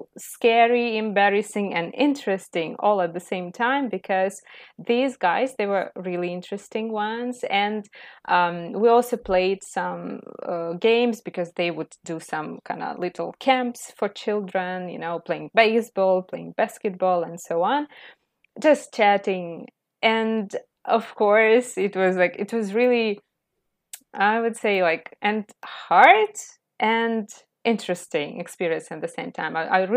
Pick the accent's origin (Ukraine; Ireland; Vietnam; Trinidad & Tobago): Ukraine; English is a second language; now in Canada; from Ukraine. Yes, I'm a teacher of English, and I think I will also never stop learning. So I am still an English learner for sure. And currently I live in Canada because of the war situation.